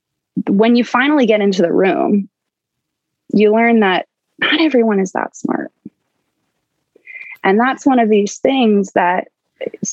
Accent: Baltimore, Maryland, United States; I grew up in Baltimore, Maryland.

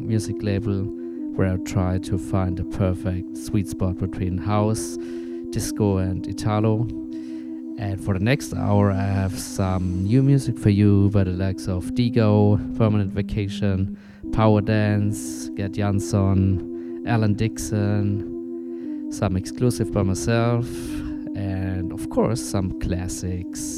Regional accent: Berlin, Germany; I'm from Berlin.

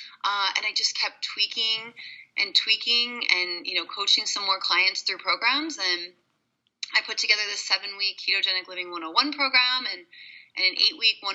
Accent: Hershey, Pennsylvania, United States; I'm originally from Hershey, Pennsylvania

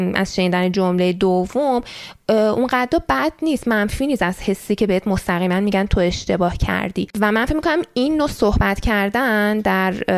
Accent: Iran; moved away as an adult; now in Canada; برای ما که تو ایران بزرگ شدیم

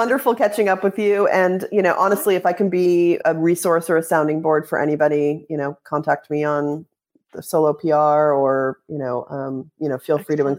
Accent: Massachusetts, United States; also born or lived in San Francisco, California; now in Portugal; growing up in Massachusetts

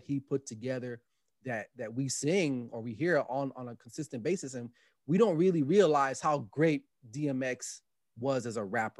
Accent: Los Angeles, California, United States; And I'm not even from the New York area. I mean, I grew up in L.A. with West Coast rap, you know, …

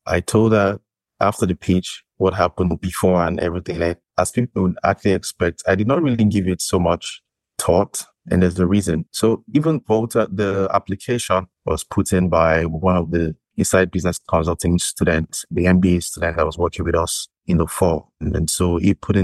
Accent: Nigeria; moved away as an adult; now in Canada; I am from Nigeria originally.

